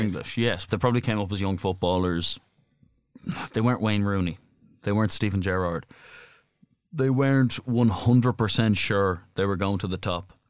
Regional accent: Ireland

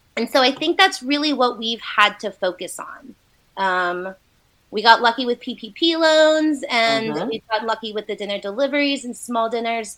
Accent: Asheville, North Carolina, United States; also born or lived in China; I was all pretty much born and raised here in Asheville

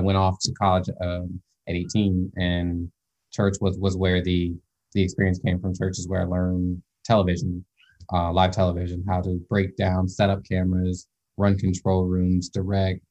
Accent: Skokie, Illinois, United States; moved away as an adult; also born or lived in Evanston, Illinois / Morton Grove, Illinois / Carbondale, Illinois; now in Connecticut, United States; I was born in Evanston Hospital, but I grew up in Skokie, Illinois, and Morton Grove, Illinois a lot

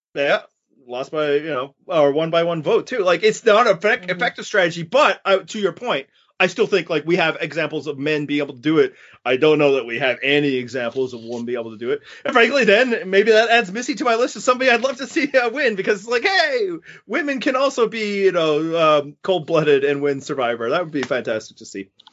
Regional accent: Canada; also born or lived in Western Canada; I'm Canadian

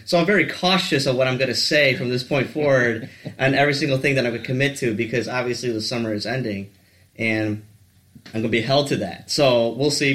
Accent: Warren, Michigan, United States; I grew up in the South Side or the Metro Detroit area, basically, in the Warren area

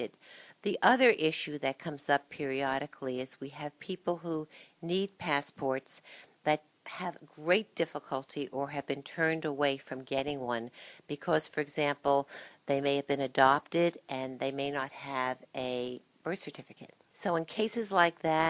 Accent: Springfield, New Jersey, United States; I'm a lifelong Union County resident. I grew up in Springfield

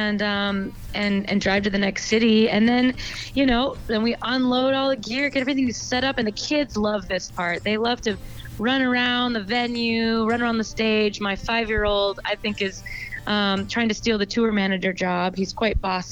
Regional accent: Cannon Falls, Minnesota, United States; moved away; I actually played a show, a concert in my hometown at my high school

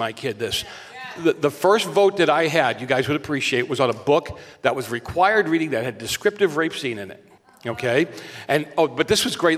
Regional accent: Boston, Massachusetts, United States; now in California, United States; I'm from Boston

